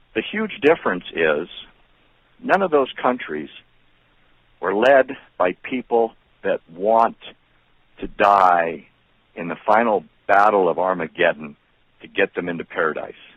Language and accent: English; Chicago, Illinois, United States; I was born in Chicago